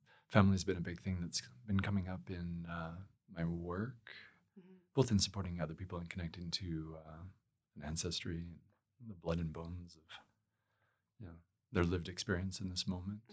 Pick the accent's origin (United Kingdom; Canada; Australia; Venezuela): Canada; Edmonton, Alberta; I was still living near Edmonton. I grew up in Edmonton.